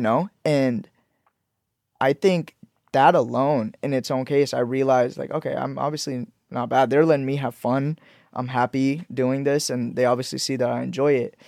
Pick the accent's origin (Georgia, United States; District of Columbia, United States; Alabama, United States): Georgia, United States; Leesburg; also born or lived in Pakistan / Orlando, Florida; now in Los Angeles, United States; I grew up in Leesburg, Georgia. Mm-hmm. So I moved to Leesburg, Georgia. Uh, when I moved from Pakistan, I moved to Florida, moved and spent middle school and elementary school in Georgia